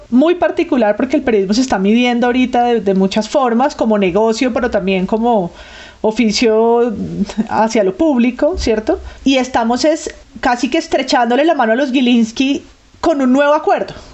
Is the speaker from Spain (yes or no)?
yes; Spain; soy española, que también soy otro peligro.